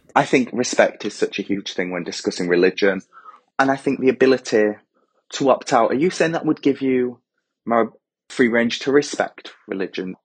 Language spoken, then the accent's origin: English; England, United Kingdom; I'm English full and through